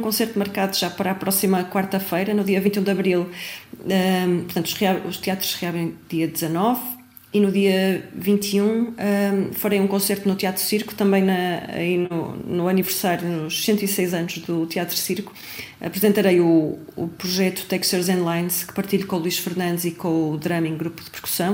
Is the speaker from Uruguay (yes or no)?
no; Braga, Norte, Portugal; de Braga, de onde eu sou